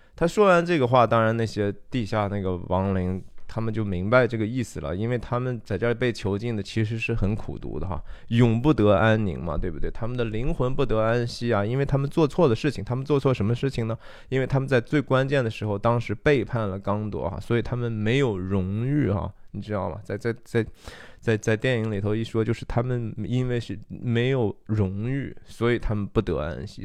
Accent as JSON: {"language": "Chinese", "country": "China", "said": "我们中国人说不要驳了人的面子哈"}